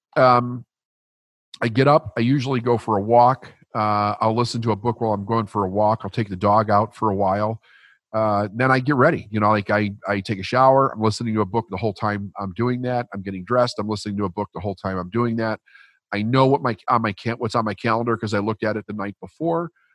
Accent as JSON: {"language": "English", "town": "Chicago", "region": "Illinois", "country": "United States", "tie": "born or raised there", "said": "I was raised Catholic in Chicago, middle class, working class, broken family"}